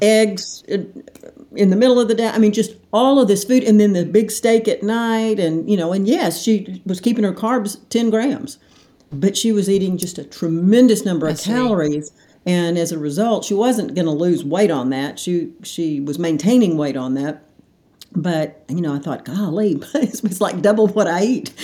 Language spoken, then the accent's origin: English; Hot Springs, Arkansas, United States; moved away as an adult; also born or lived in Little Rock, United States; now in Dallas, United States; Born and raised in Hot Springs